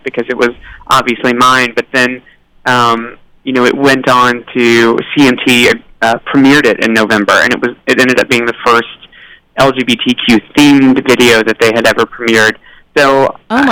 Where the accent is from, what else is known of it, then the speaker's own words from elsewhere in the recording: Tennessee, United States; I grew up in Tennessee